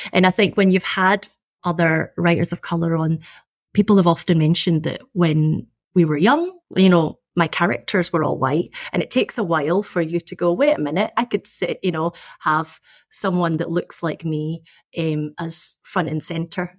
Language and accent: English; Scotland, United Kingdom; I was born and brought up in Scotland